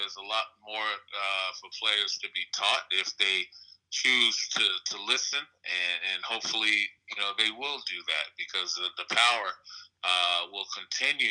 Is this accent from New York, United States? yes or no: yes; New York City, New York, United States; also born or lived in Brooklyn, New York; I was raised in Queens for the most part, I was born and was raised in Brooklyn partly